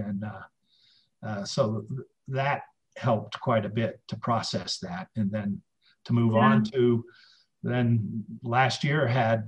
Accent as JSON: {"language": "English", "town": "Boston", "region": "Massachusetts", "country": "United States", "tie": "born or raised there", "moved": "as an adult", "lives_now": "Santa Fe, United States", "said": "I'm from Boston originally"}